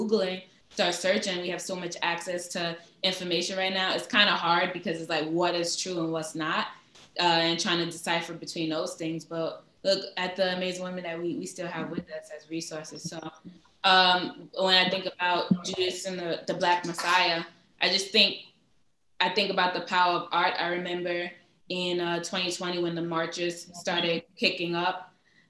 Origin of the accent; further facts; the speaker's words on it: New York City, New York, United States; I grew up in East New York, Brooklyn.